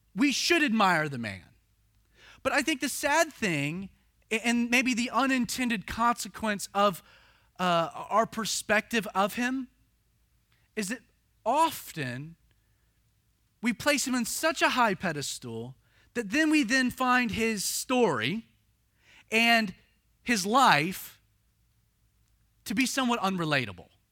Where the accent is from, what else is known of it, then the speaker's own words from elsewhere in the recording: the South, United States; growing up in the South